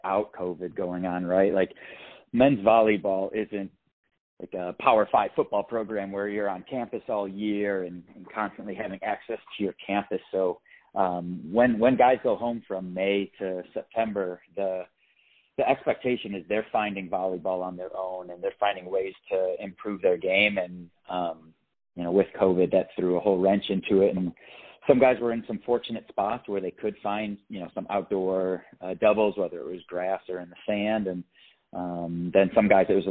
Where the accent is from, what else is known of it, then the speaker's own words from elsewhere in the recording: Buffalo, New York, United States; I'm from the Buffalo area